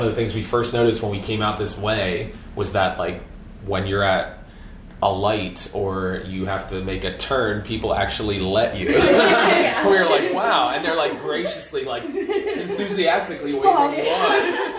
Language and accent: English; Philadelphia, Pennsylvania, United States; moved away as an adult; also born or lived in Lansdale, Pennsylvania; now in Royersford, United States; I grew up in Northeast Philadelphia.